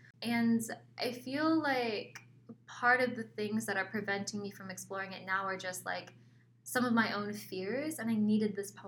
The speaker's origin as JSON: {"language": "English", "region": "Georgia", "country": "United States", "tie": "born or raised there", "lives_now": "Arizona, United States", "said": "I grew up in Georgia because that's where we did spend the most time"}